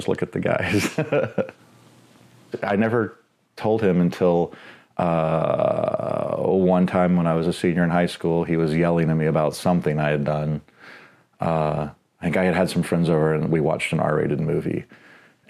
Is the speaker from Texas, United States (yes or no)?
yes; Dallas, Texas, United States; I'm from Dallas, Texas